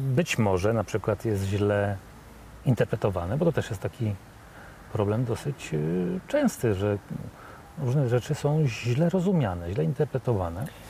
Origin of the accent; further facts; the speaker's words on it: Warsaw, Masovian Voivodeship, Poland; ja jestem z Warszawy